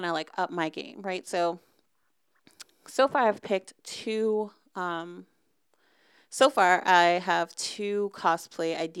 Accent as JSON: {"language": "English", "town": "Boston", "region": "Massachusetts", "country": "United States", "said": "I'm from the Northeast. I'm from Boston. My mom's from Boston"}